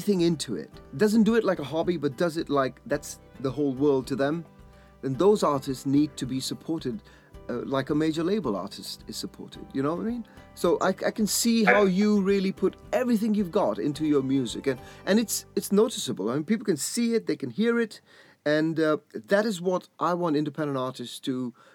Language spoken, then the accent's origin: English; Leicestershire, East Midlands, United Kingdom; my hometown in Leicestershire